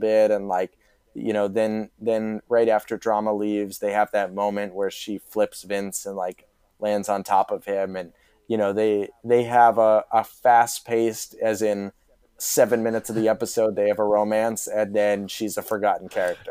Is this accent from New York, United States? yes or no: yes; Mamaroneck, New York, United States; moved away; I'm a Marinick High School grad